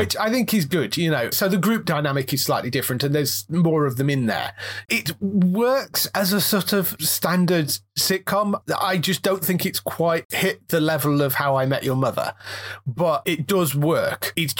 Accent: United Kingdom; I don't know whether it's because we're British, I struggled with him more than any of the others.

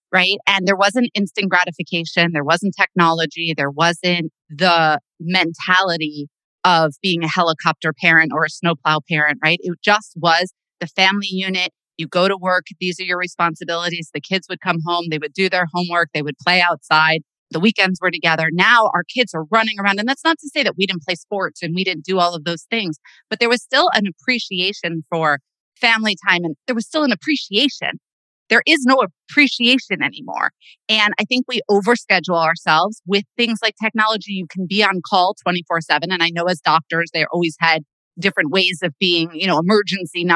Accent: Bergen County, Northern New Jersey, United States; I grew up in Northern Jersey

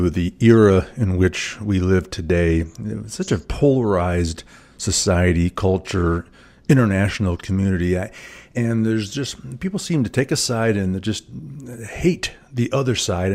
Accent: Louisville, Kentucky, United States; I grew up in Louisville

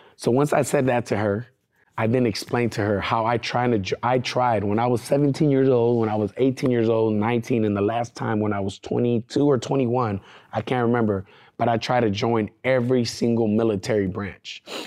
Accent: California, United States; I'm not from Oklahoma and I came from California

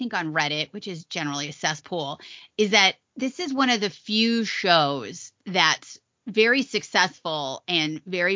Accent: Las Vegas, Nevada, United States; I'm from Vegas

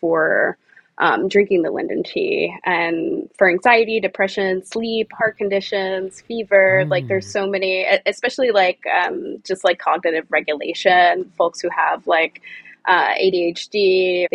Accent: New York City, New York, United States; I grew up in the Bronx

